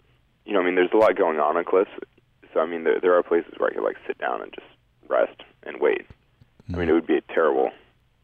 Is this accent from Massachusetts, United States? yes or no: no; Sacramento, California, United States; near where I grew up in Sacramento